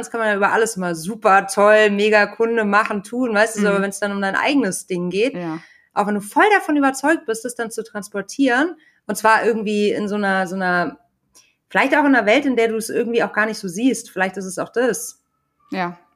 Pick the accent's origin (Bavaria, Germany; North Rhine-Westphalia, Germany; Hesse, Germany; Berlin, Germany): Bavaria, Germany; rural; ich war auf so einem Dorfkinder, äh, Dorfschule